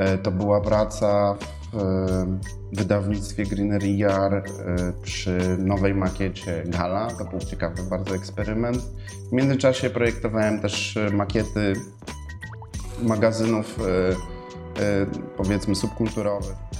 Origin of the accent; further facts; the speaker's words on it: Warsaw, Masovian Voivodeship, Poland; urodziłem się w Warszawie, mieszkam na Żoliborzu z moją rodziną